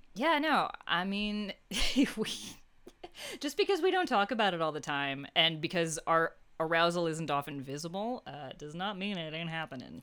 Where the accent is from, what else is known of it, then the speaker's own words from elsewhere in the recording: United States; as an American